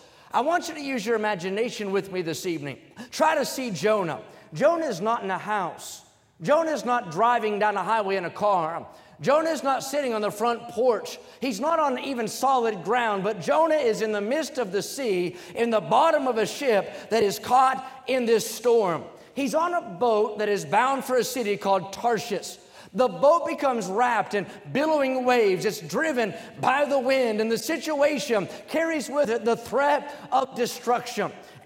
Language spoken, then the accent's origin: English; West Virginia, United States; I remember growing up in West Virginia, everybody has a front porch there, and you could see storms coming from a long way.